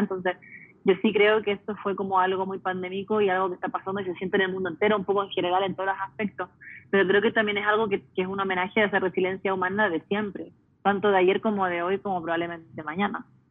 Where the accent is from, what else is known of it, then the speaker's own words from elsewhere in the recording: United States; Yo me crié en Estados Unidos siendo chilena, entonces viviendo en una casa bilingüe, multicultural